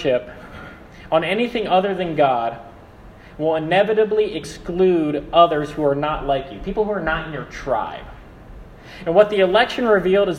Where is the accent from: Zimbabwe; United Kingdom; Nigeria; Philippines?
Philippines; I'm Filipino.